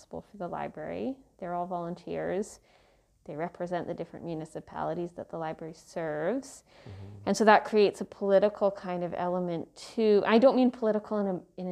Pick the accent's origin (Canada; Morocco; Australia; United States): Canada; Victoria, British Columbia; moved away as an adult; also born or lived in Halifax, Canada; now in Brandon, Canada; I grew up in Victoria, BC, on the West Coast, and my parents still live in the house that I grew up in, so that's definitely home